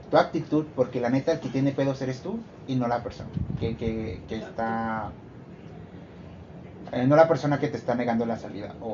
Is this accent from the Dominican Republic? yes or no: no; General Escobedo, Nuevo León, Mexico; donde vivimos eh, yo y mi prima Karen, por, acá, este... somos de Escobedo